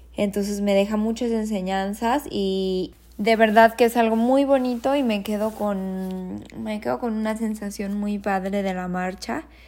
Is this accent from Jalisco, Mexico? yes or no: yes; Guadalajara, Jalisco, Mexico; soy de Guadalajara y aquí vivo también